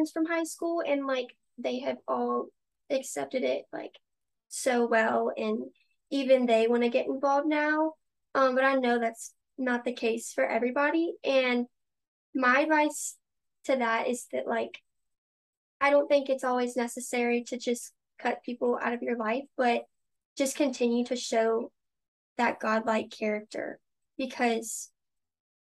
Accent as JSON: {"language": "English", "town": "Prairieville", "region": "Louisiana", "country": "United States", "said": "I'm like from Prairieville, so 20 minutes away"}